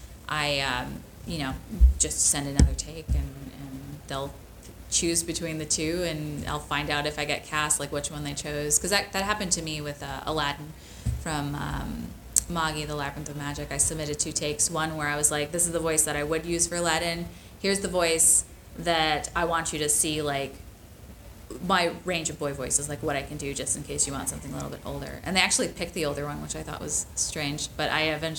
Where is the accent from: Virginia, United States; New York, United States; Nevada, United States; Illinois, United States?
Illinois, United States; Chicago; moved away as an adult; now in California, United States; I was from Chicago